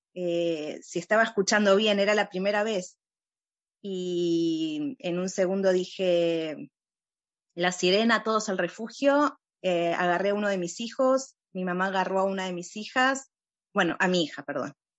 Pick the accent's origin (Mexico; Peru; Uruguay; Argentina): Uruguay; now in Ra'anana, Israel; yo nací en Uruguay